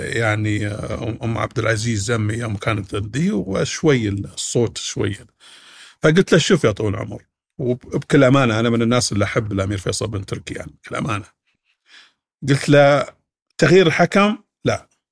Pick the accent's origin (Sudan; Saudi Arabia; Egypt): Saudi Arabia; عندنا في السعوديه